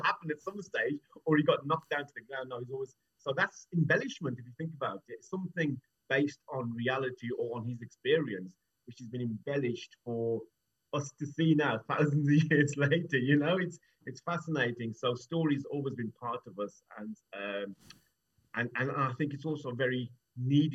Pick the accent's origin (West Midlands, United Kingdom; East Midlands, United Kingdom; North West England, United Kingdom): West Midlands, United Kingdom; Wolverhampton; I'm from Wolverhampton, born and bred